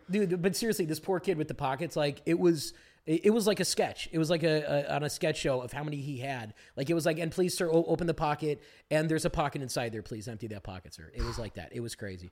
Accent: Glenview, Illinois, United States; now in Los Angeles, United States; She works in Glenview, where I'm from in Chicago

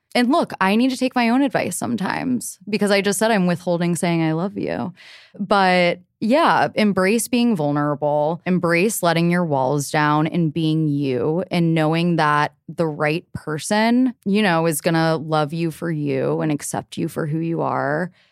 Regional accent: Cincinnati, Ohio, United States; moved away as an adult; now in New York City, United States; I grew up in Cincinnati

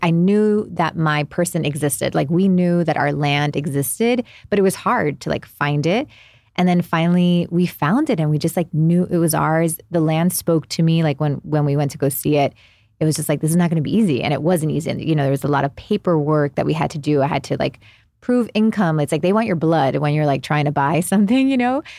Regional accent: Miami, Florida, United States; moved away; also born or lived in New Jersey; I'm originally from Miami, grew up there

